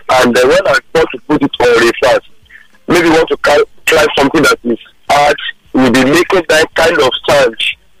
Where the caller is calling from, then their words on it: Lagos, Nigeria; I'm calling from Surulere.